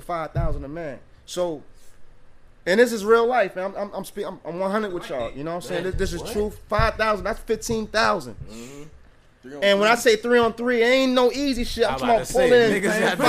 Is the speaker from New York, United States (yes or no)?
yes; New York City, New York, United States; when I was growing up in Harlem